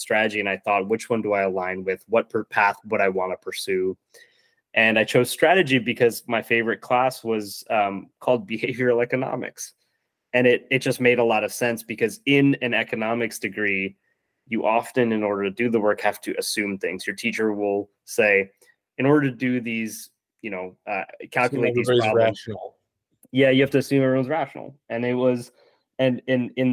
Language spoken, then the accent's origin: English; Virginia, United States; moved away as an adult; also born or lived in Minneapolis; I grew up in Virginia